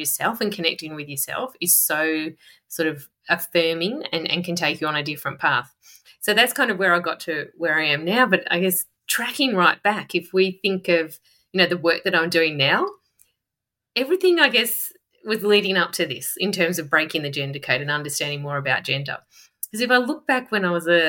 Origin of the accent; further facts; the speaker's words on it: Melbourne, Victoria, Australia; I'm from Melbourne